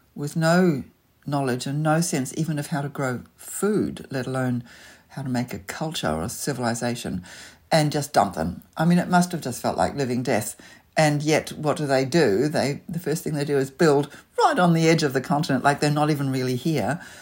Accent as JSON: {"language": "English", "region": "Auckland", "country": "New Zealand", "tie": "born or raised there", "also_born_or_lived": "London", "moved": "yes", "lives_now": "Sydney, Australia", "said": "I grew up in Auckland, so leafy suburbia was kind of home"}